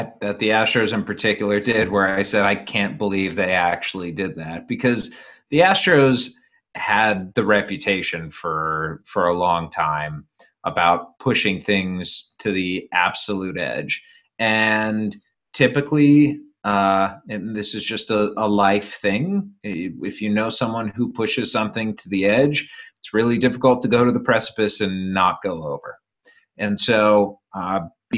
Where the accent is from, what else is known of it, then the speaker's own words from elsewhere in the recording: Cleveland, Ohio, United States; moved away; also born or lived in Fresno; I grew up in Cleveland